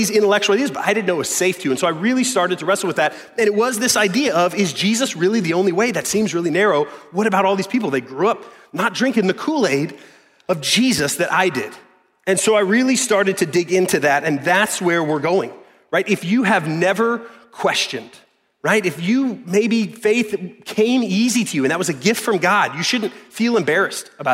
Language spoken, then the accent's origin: English; the South, United States; I was born into in the South, in good old America